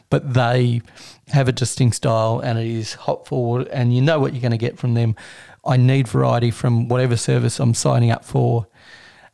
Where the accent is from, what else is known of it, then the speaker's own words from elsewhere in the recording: Australia; as an Australian